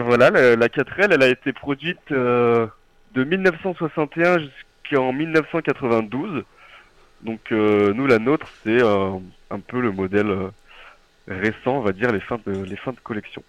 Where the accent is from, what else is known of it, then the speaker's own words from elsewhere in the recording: Nord-Isère, Izieux?, Auvergne-Rhône-Alpes, France; moved away as an adult; now in Lyon, France; je suis originaire du Nord-Isère, d'un petit village du Nord-Isère, d'Izimieux